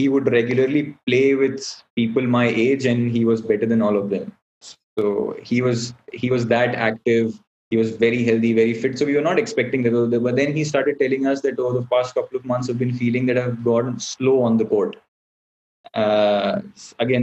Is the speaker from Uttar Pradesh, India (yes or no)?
yes; Allahabad, Uttar Pradesh, India; now in Delhi, India; we are originally from Allahabad. Right now we are all living in Delhi